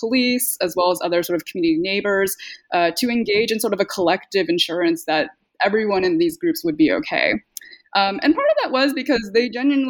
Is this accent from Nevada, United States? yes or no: no; California, United States; the brand of multiculturalism I grew up in the Bay Area.